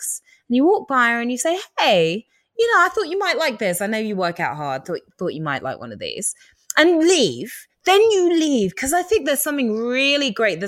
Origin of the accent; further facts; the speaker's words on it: England, United Kingdom; we're all English